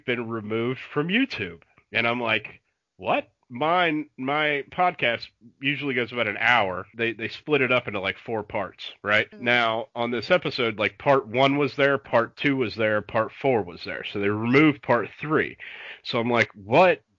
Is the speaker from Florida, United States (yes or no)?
yes; Florida, United States; growing up in Florida, like maybe I missed the boat because I grew up down here